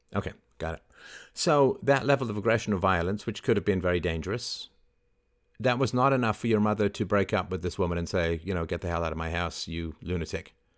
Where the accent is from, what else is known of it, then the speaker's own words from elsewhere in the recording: England, United Kingdom; I had hamsters when I was growing up in England